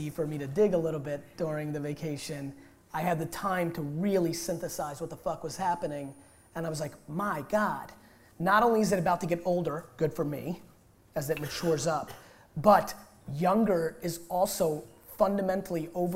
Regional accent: Russia; I was born in Russia.

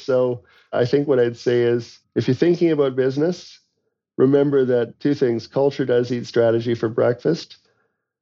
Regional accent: London, Ontario, Canada; I was a grocery store clerk in my hometown of London, Ontario

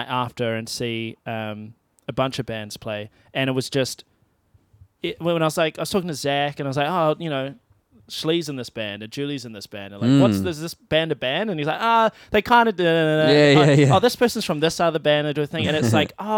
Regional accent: Timaru, Canterbury, New Zealand; moved away; growing up in Timaru

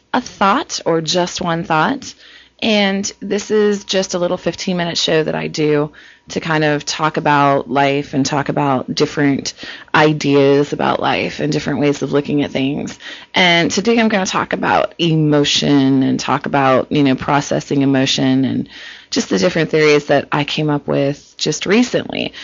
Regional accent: Cincinnati, Ohio, United States; moved away as an adult; now in California, United States; I'm from Cincinnati

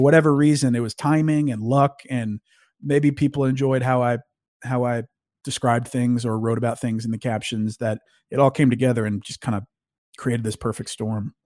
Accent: North Louisiana, United States; moved away as an adult; also born or lived in Arkansas / Austin, Texas / Jacksonville, North Carolina; now in Dallas, United States; I live in Dallas, Texas. I grew up in North Louisiana.

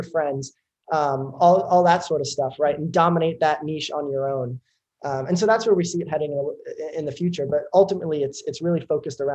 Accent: United States; also born or lived in Hoboken, New Jersey / Manhattan, New York / Stanford, California; I grew up in New York City, in Hoboken, New Jersey for most of my life, but I was always in school in New York and then eventually moved into Manhattan, Lower Manhattan, early in high school.

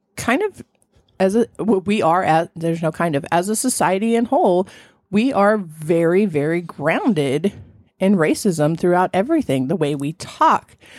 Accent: Southern California, United States; I grew up in Southern California

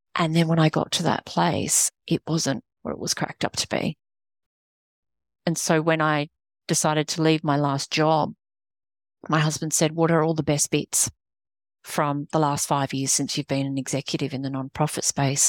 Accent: Australia; accent: Australian; moved away as an adult; now in United States; not British, Australian

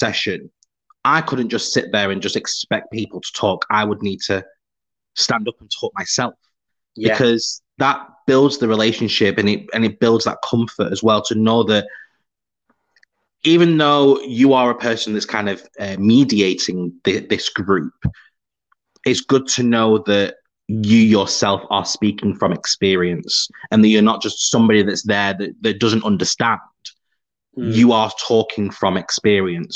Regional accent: Preston, North West England, United Kingdom; I'm from Preston. Where's that? Oh, it's near Manchester

